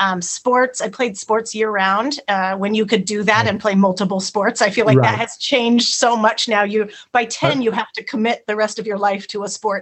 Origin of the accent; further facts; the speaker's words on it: Clovis, California, United States; moved away as an adult; also born or lived in San Luis Obispo, California; I grew up in Clovis, which is just outside of Fresno. Ah. So I'm a Central Valley girl and spent my whole life there until going to Cal Poly. And I loved growing up in Clovis, but I was ready to get out.